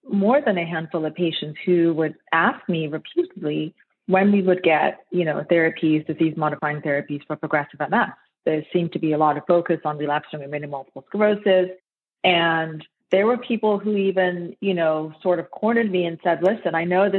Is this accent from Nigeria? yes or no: yes; Nigeria; now in United States; I'm actually Nigerian originally. So I was born in Nigeria and I immigrated to the United States in 1994